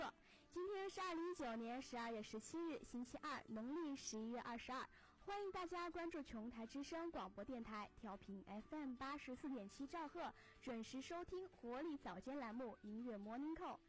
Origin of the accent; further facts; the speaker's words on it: Chongqing, China; moved away; 身为重庆人的我